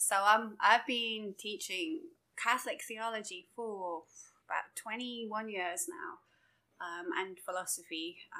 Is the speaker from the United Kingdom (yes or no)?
yes; England, United Kingdom; moved away as an adult; also born or lived in Durham / Birmingham; now in United States; Okay, so obviously I'm from England. You can probably tell by the accent.